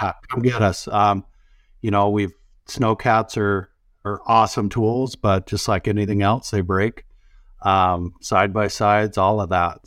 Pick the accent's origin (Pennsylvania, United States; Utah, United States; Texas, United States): Utah, United States; now in Montana, United States; I grew up in the Rockies too, down, uh, state below in Utah